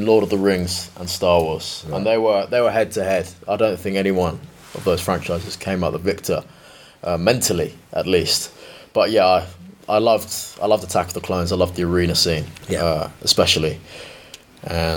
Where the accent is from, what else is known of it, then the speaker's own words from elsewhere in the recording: Bournemouth, South West England, United Kingdom; In Bournemouth, my hometown